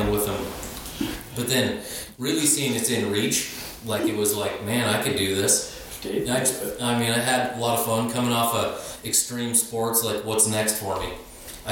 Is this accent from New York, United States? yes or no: no; Montana, United States; growing up in Montana, motorcycles, snowmobiles, like, the mechanics, it was really, came fairly natural